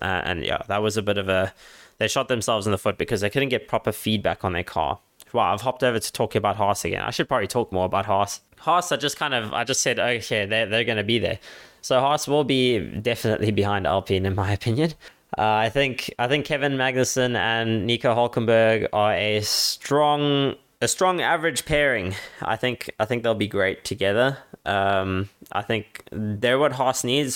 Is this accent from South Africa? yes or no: yes; Cape Town, Western Cape, South Africa; my hometown